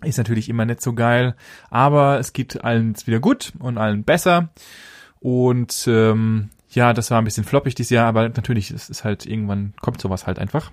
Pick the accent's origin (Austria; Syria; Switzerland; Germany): Germany; bei uns bei uns in Deutschland